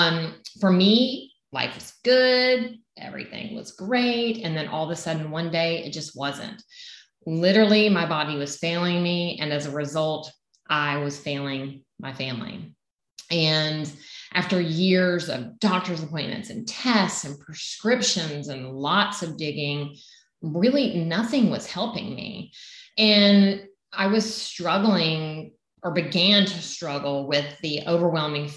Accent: Southern United States, United States; accent: Southern; my Southern accent

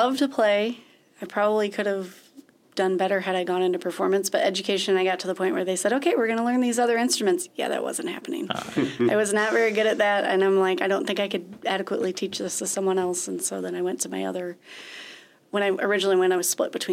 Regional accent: Webster Groves, Missouri, United States; moved away as an adult; also born or lived in Nashville, Tennessee / Joplin, Missouri; now in Chadron, United States; I grew up in a suburb of St. Louis called Webster Groves, Missouri

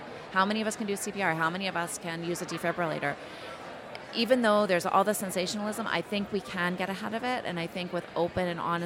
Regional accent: Calgary, Alberta, Canada; I'm from Calgary

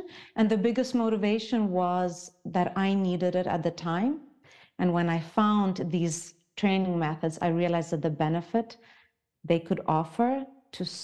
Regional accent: Zimbabwe; also born or lived in Ukraine; now in Switzerland; I was born in Ukraine, grew up in Africa, in Zimbabwe, and now I live in Switzerland

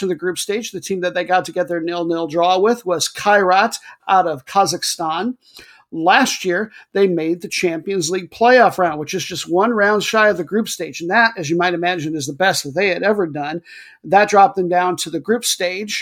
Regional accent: United States; I'm American

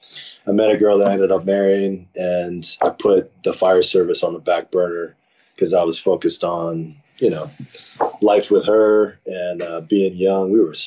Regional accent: East Coast, United States; Growing up on the East Coast, I would watch the West Coast games, the Dodgers play, and the Lakers, and the Raiders

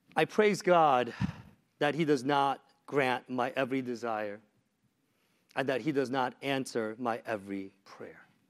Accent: Washington, District of Columbia, United States; I am from Washington, D C.

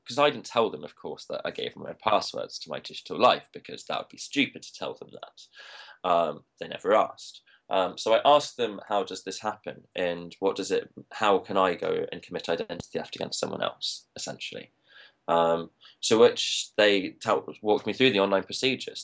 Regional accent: Leicester, East Midlands, United Kingdom; I'm from Leicester

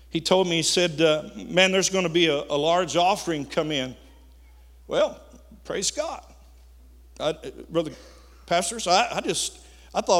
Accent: Missouri, United States; course, I'm from Missouri.

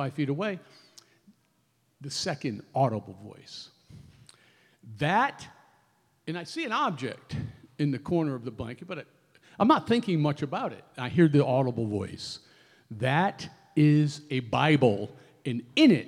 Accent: Connecticut, United States; I grew up in Connecticut

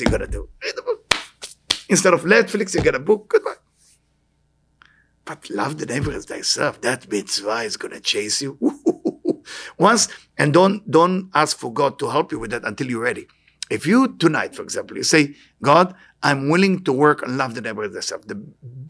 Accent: Israel; moved away; I'm born in Israel, born and raised in Israel

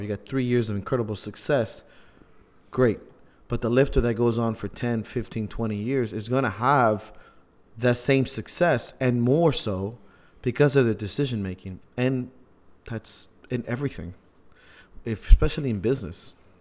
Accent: Miami, Florida, United States; we're from Miami

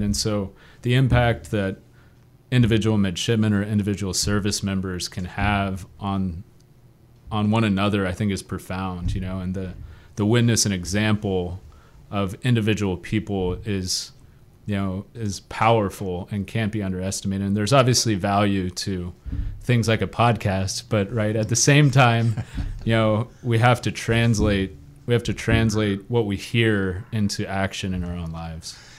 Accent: The Woodlands, Texas, United States; also born or lived in England; we moved back to Texas when I was about two years old. And then from the time I got back when I was two to when I graduated from high school, I was living in the Woodlands, Texas.

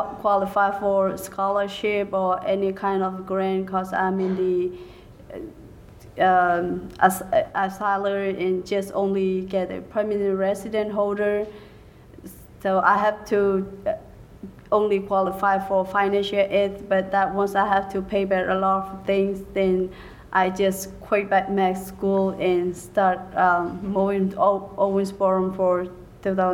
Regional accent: Myanmar; English is a second language; moved away as an adult; also born or lived in California / Georgia; now in United States; from Burma and Myanmar.

